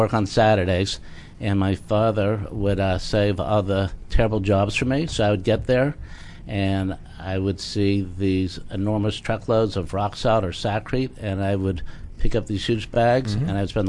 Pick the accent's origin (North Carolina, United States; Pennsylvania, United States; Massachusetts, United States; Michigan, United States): Pennsylvania, United States; Pittsburgh; my hometown of Pittsburgh